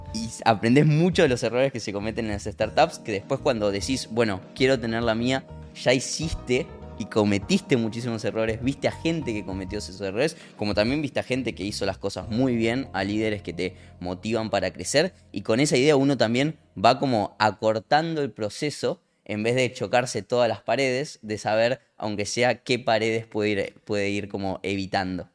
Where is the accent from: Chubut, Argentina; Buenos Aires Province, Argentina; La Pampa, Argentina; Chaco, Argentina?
Buenos Aires Province, Argentina; Lincoln; moved away as an adult; now in Buenos Aires, Argentina; Arranqué vendiendo mesas en mi pueblo, en Lincoln